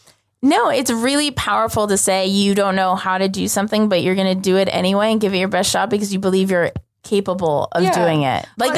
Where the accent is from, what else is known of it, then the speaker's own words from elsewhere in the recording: Los Angeles, California, United States; you're also getting data from me that I'm American and I'm a female and all these things, maybe even that I'm from Los Angeles.